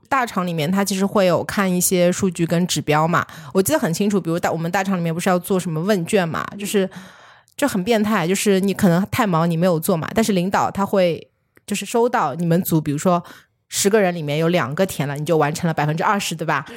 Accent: China; 就是我们中国人不是说就是看病要那个不能治标不治本嘛？

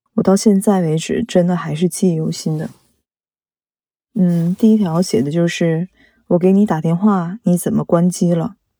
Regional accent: Shenyang, Liaoning, China; also born or lived in Changchun; 我是沈阳人

